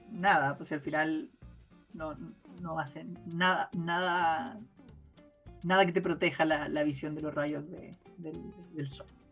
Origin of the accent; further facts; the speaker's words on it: Chile; como chilenos podamos